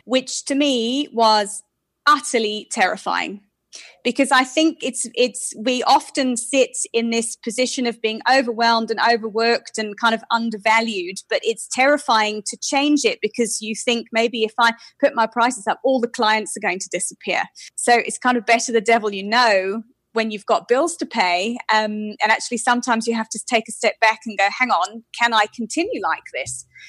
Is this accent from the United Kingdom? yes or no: yes; United Kingdom; moved away as an adult; now in South Africa; I'm British, so I've been in South Africa for eight and a half years now